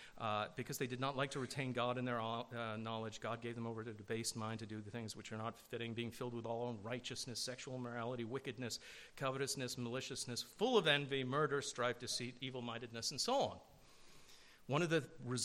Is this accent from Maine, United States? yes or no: no; New Jersey, United States; moved away; I grew up in New Jersey in an area where I'd never heard the gospel